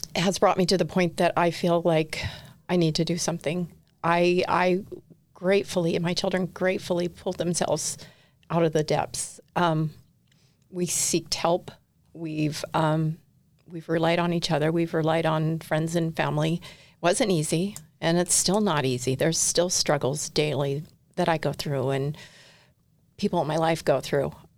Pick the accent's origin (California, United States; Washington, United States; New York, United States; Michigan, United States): California, United States; Southern; moved away as an adult; now in Utah, United States; I grew up in Southern California, basically all around Southern California. Um, moved to Utah five years ago